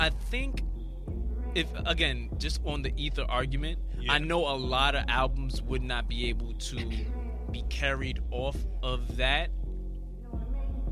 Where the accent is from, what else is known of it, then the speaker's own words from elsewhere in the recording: New York City, New York, United States; I'm from Queens.